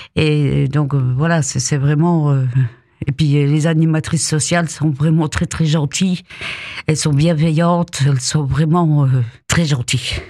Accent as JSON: {"language": "French", "town": "Épinal", "region": "Grand Est", "country": "France", "also_born_or_lived": "Alsace", "said": "je suis d'origine d'Épinal"}